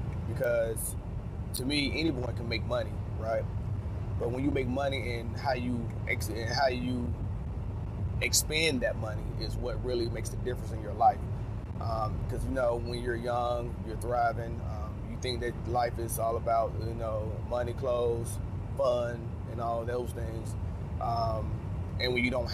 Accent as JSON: {"language": "English", "town": "Birmingham", "region": "Alabama", "country": "United States", "moved": "as an adult", "said": "I'm from Birmingham, Alabama. I joined the military at 18"}